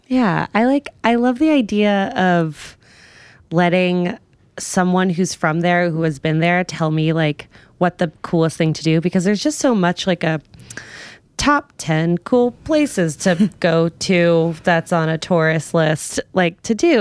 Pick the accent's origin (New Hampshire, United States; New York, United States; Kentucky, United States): New York, United States; I'm from New York.